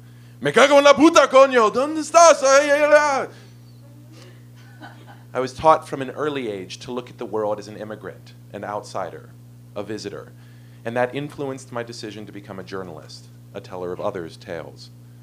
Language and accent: English; Philadelphia, Pennsylvania, United States; I was born in Philadelphia to a loving, neurotic Jewish mother with roots in Eastern Europe.